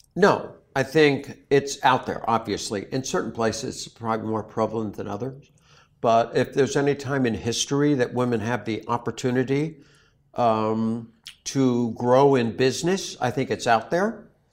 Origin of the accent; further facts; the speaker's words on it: Newtown, Connecticut, United States; moved away; Sandy Hook, and that's my hometown. I lived in Sandy Hook when I was in high school. I went to Newtown High School.